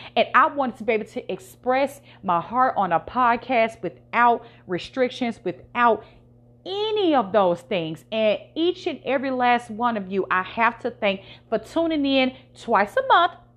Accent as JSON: {"language": "English", "region": "Virginia", "country": "United States", "moved": "yes", "lives_now": "Memphis, United States", "said": "I'm from Virginia"}